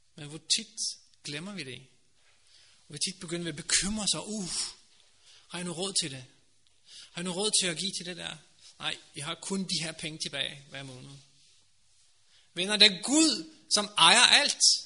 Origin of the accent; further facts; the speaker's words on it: Norway; Danish is a second language; now in Denmark; Jeg er også fremmed, jeg kommer fra Norge